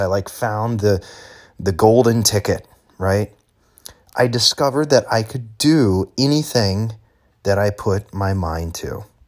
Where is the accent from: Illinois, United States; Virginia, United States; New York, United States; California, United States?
Illinois, United States; moved away as an adult; I was going to leave Illinois, leave my hometown where I'd spent my entire life, and I was going to move to a new state